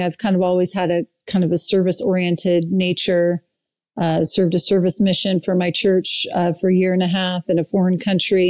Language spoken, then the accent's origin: English; East Bay of San Francisco, California, United States; moved away as an adult; also born or lived in Utah / Eastern Washington / Pennsylvania / Idaho; now in Saratoga Springs, United States; I grew up in the East Bay of San Francisco